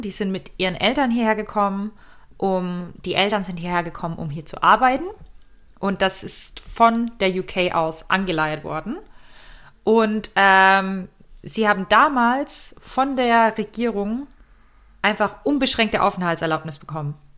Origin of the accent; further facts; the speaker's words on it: Germany; uns als Deutsche